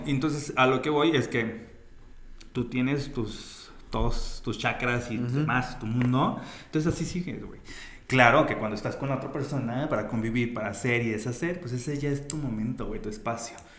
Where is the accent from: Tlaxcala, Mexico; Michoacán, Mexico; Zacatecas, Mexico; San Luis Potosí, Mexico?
Zacatecas, Mexico; si somos zacatecanos